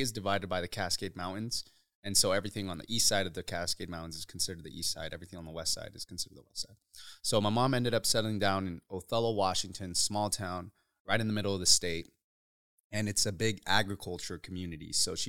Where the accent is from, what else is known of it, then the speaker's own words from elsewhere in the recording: Uruapan, Michoacán, Mexico; born there; So I was born in Uruapan, Michoacan, Mexico.